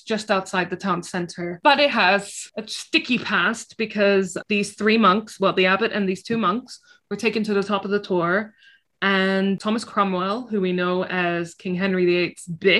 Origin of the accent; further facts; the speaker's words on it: Jerusalem, Palestine; because I'm from Jerusalem and it's about making England as amazing as Jerusalem, which, like, haha, just you try it.